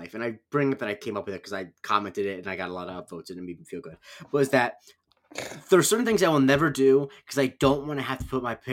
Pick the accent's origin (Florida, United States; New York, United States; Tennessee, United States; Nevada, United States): Florida, United States; Charlotte County; my hometown county used to be the oldest county in the country, median age wise. Mm-hmm. So, like the median age of Charlotte County